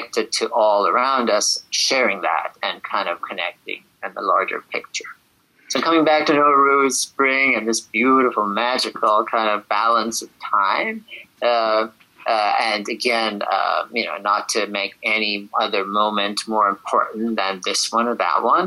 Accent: Shiraz, Fars, Iran; also born or lived in Abadan, Iran; now in New York City, United States; I was born in Abadan, which is down by the Gulf, and then eventually went to Shiraz

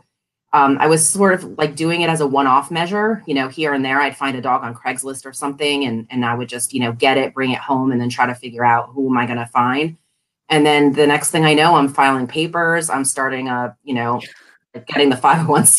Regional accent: Connecticut, United States; now in Washington, D.C., United States; I'm from Connecticut

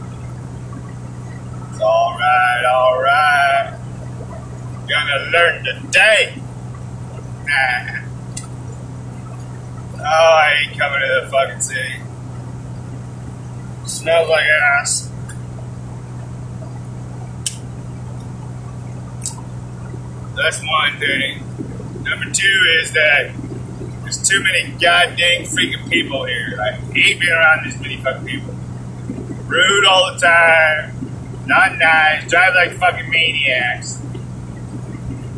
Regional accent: United States; I'm an American

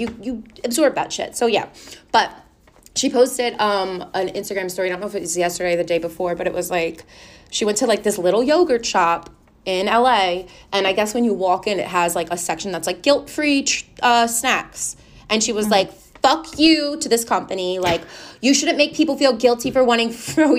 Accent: New Jersey, United States; we're like from New Jersey

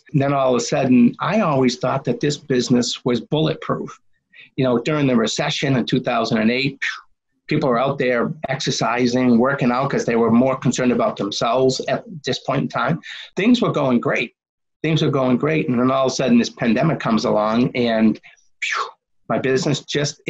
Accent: Medford, Massachusetts, United States; I grew up in Medford, Mass

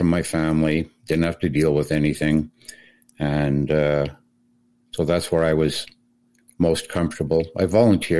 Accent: Montreal, Quebec, Canada; moved away as an adult; also born or lived in Portage la Prairie, Manitoba / Ottawa; I'm from Montreal originally, but after I left for the Air Force

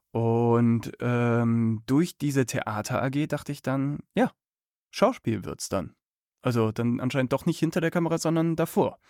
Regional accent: Cologne, North Rhine-Westphalia, Germany; Also ich bin in Köln aufgewachsen

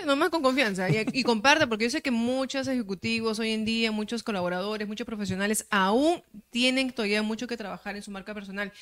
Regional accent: Peru; soy bien peruana

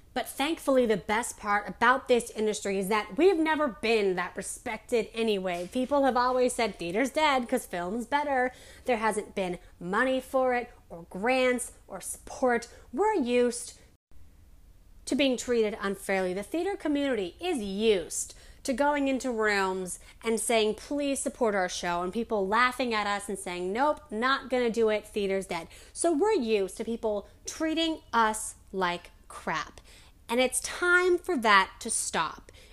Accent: Denver, Colorado, United States; in Denver because I'm from Denver

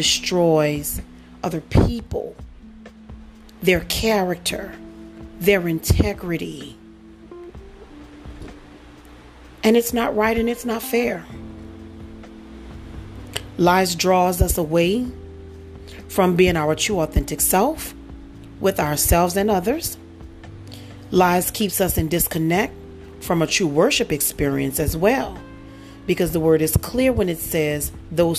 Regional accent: New Orleans, Louisiana, United States; moved away; also born or lived in Dallas, Texas; New Orleans, Louisiana, by way of Dallas, Texas

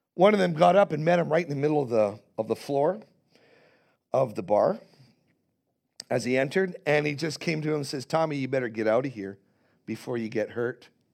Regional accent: Canada; I am, as a Canadian

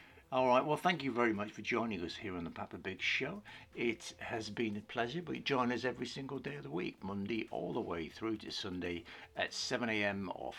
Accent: the north of England, United Kingdom

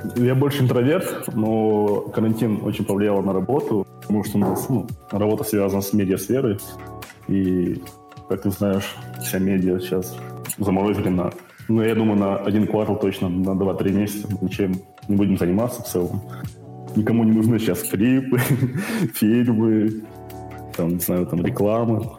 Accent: Karaganda, Karaganda Region, Kazakhstan; Я с Караганды. Из Караганды мне 24 года

